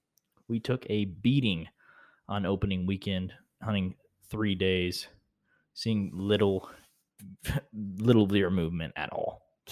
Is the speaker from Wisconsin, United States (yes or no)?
no; Vinita, Oklahoma, United States; his brother Cooper, who I grew up knowing in Vinita, Oklahoma, where I'm from